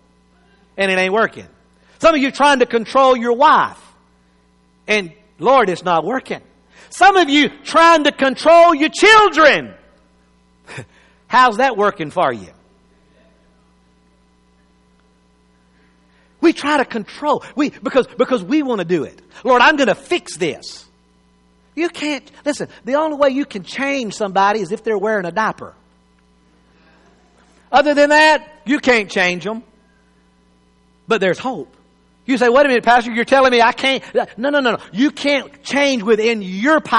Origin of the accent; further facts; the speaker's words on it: United States; as an American